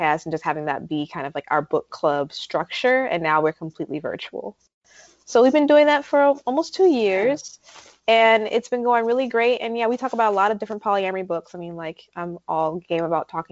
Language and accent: English; New York, United States; moved away as an adult; now in North Carolina, United States; I'm formerly a New Yorker